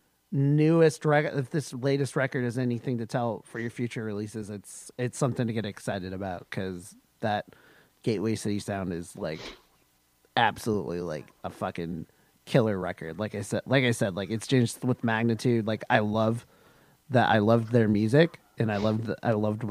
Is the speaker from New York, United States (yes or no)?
no; Washington, United States; born or raised there